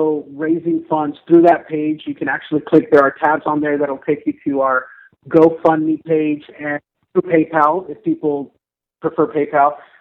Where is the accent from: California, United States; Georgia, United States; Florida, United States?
California, United States; Orange County, Southern; born or raised there; moved away